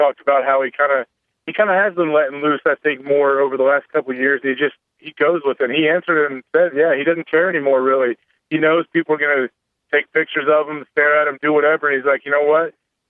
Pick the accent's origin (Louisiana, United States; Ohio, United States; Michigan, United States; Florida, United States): Ohio, United States; I'm from Ohio, so I appreciate them to bring me in even for a year.